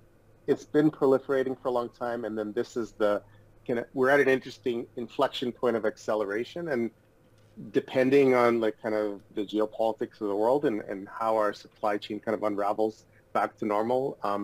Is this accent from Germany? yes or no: no; Toronto, Ontario, Canada; also born or lived in Odessa, Ukraine / Los Angeles, United States; Toronto is home for us. It's home for my family, and I grew up here in Toronto, and We recently moved back here from Los Angeles during COVID to be closer to our my parents and family